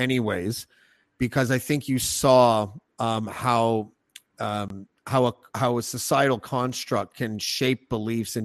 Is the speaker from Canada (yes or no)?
yes; Canada; I'm from Canada